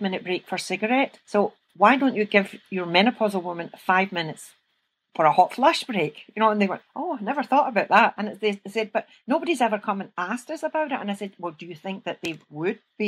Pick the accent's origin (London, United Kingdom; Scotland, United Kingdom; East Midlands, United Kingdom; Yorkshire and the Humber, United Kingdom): Scotland, United Kingdom; accent: Scottish; you can hear from my accent, I'm Scottish